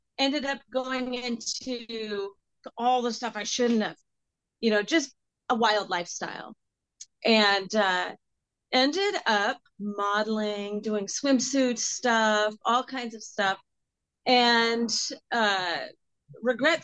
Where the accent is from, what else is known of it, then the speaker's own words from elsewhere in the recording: just outside of Seattle, Washington, United States; moved away as an adult; now in Nashville, United States; I grew up just outside of Seattle